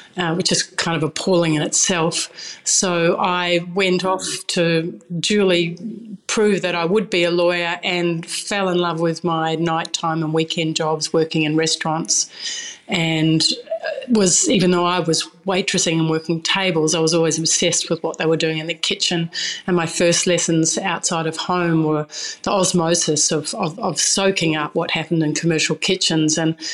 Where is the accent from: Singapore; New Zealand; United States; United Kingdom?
New Zealand; because I'm a New Zealander, we would go and dig for tours, and that would be one of the weekly meals as well.